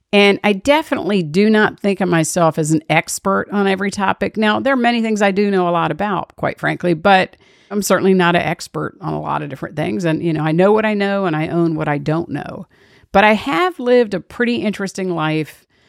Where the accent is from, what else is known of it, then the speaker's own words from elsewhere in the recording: Washington, District of Columbia, United States; I was born and raised in Washington, D.C.